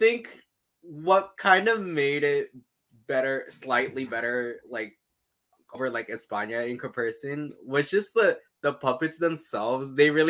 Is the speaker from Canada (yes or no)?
yes; Canada; I definitely watched, like, an episode or two as a Canadian.